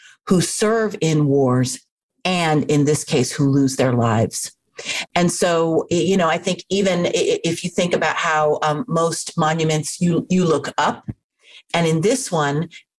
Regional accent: Washington, District of Columbia, United States; I grew up in Washington, D.C., and that kind of looming formal monument, it was a part of growing up

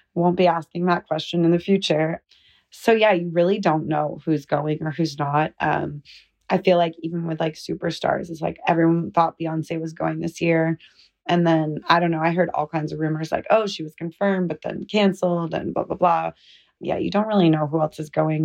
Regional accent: Southern California, United States; we're both from Southern California.

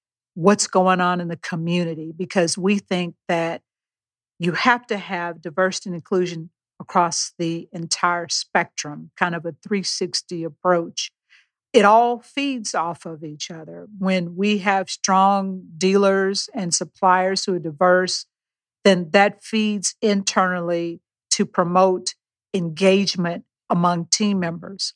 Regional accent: Beaumont, Texas, United States; I was born and raised in Beaumont, Texas

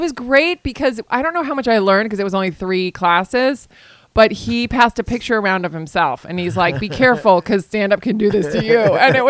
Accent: Virginia, United States; also born or lived in California / Spain; I grew up in Virginia and in Spain.

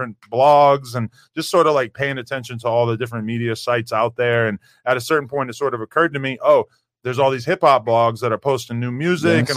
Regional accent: Nashua, New Hampshire, United States; moved away; So I'm from Nashua, New Hampshire, which is like a small city about 40 minutes outside of Boston.

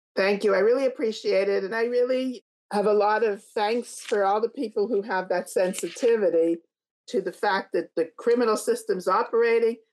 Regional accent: Canada; I'm from Canada.

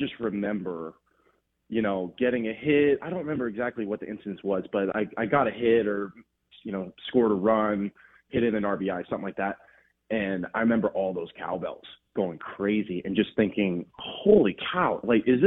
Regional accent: Los Angeles, California, United States; moved away as an adult; also born or lived in Oregon; I'm born and raised Los Angeles

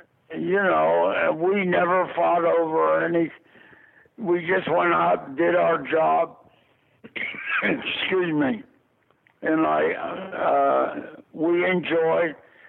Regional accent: Pittsburgh, Pennsylvania, United States; Well, I'm from Pittsburgh, Pennsylvania

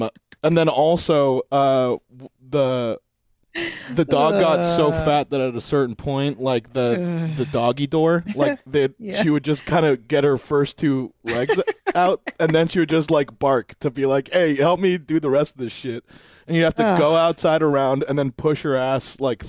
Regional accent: North Hollywood, California, United States; Because I grew up in North Hollywood. And I remember one time my dog got out and she like they found her in Canyon Country.

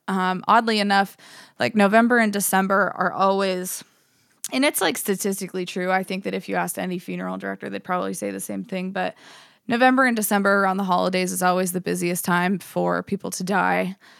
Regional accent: Johnsonburg, Pennsylvania, United States; now in Pittsburgh, United States; I grew up in Johnsonburg, Pennsylvania. It's a super small town. There's like a paper mill there, but I have a huge family that's all from there.

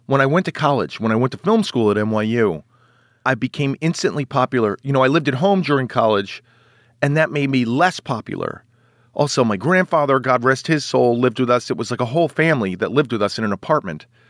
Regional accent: New York City, New York, United States; I grew up in Manhattan.

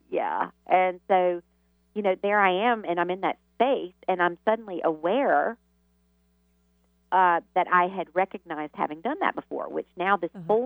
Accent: the South, United States; you can imagine growing up in the South in the Bible Belt

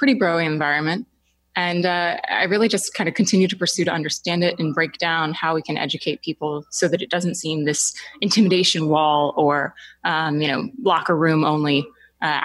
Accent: Orlando, Florida, United States; also born or lived in Hong Kong; I grew up in Orlando

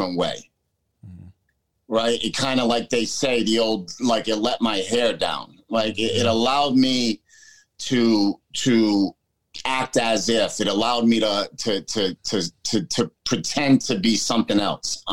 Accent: United States; born or raised there

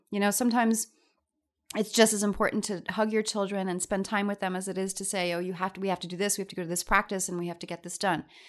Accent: New York, United States; I'm a New Yorker

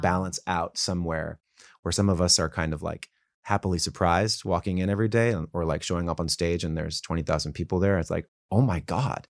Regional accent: Calabasas, California, United States; also born or lived in Woodland Hills, California; I grew up in Woodland Hills, and then my family moved to Calabasas

